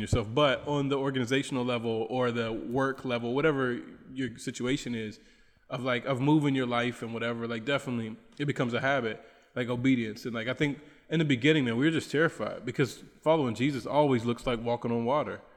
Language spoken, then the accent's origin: English; United States; moved away as an adult; now in Bolivia; I'm from the United States